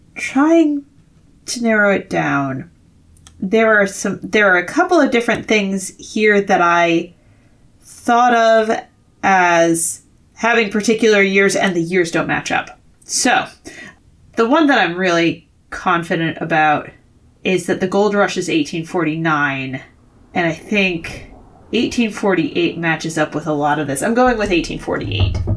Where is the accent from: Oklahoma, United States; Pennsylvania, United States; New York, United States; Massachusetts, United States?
Massachusetts, United States; Worcester; 'cause it's my hometown.